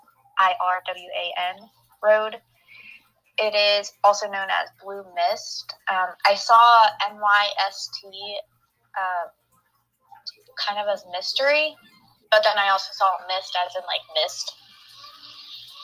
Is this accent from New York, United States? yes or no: no; Monongahela, Pennsylvania, United States; I grew up in Monongahela, but to other people, we just say that it's Pittsburgh